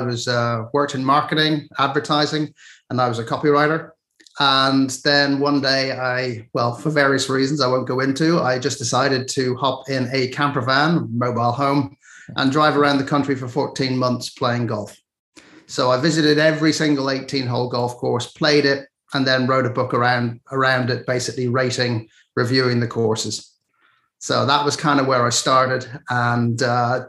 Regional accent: Dublin, Leinster, Ireland; now in County Wexford, Ireland; I'm from Dublin. I live in County Wexford now, but I'm Dublin born and raised.

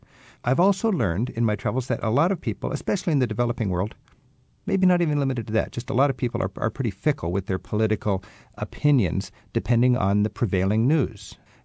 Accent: United States; I've let people know I'm an American.

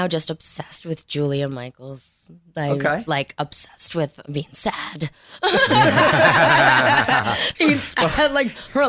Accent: Montreal, Quebec, Canada; Montreal. Canadian.

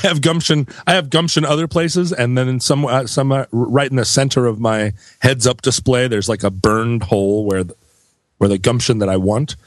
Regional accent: Anchorage, Alaska, United States; growing up in Anchorage

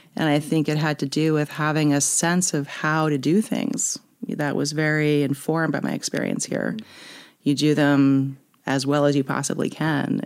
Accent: Woodstock, New York, United States; born or raised there; also born or lived in Manhattan, New York

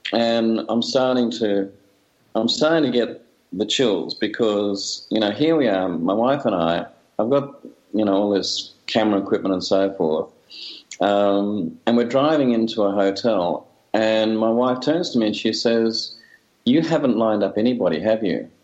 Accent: Australia; I'm a filmmaker from Australia

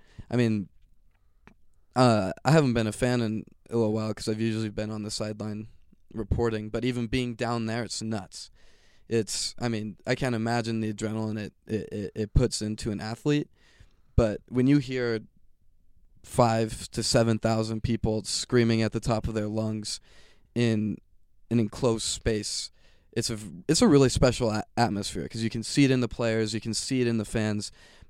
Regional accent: Fort Collins, Colorado, United States; Well, I was born here in Fort Collins. My dad's a pastor, so we moved all around Colorado

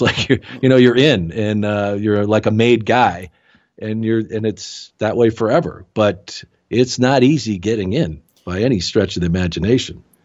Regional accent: Tucson, Arizona, United States; I grew up in Tucson, Arizona, where I live now.

